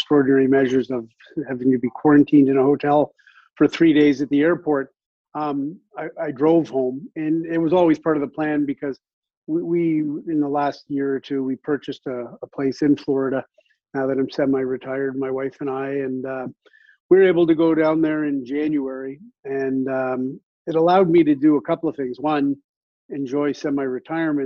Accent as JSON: {"language": "English", "town": "Toronto", "region": "Ontario", "country": "Canada", "tie": "born or raised there", "said": "when I was a kid growing up in Scarborough, Ontario"}